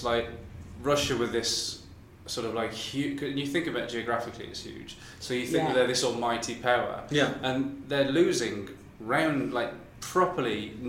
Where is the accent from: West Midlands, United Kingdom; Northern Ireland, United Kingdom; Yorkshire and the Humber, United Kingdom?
West Midlands, United Kingdom; we grew up in the West Midlands